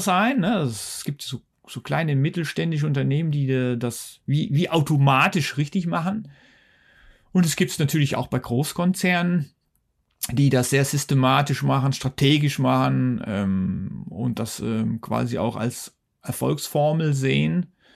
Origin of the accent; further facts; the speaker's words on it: Netherlands; also born or lived in Wuppertal, Germany; now in Switzerland; Ich bin Niederländer, ich komme ja aus den Niederlanden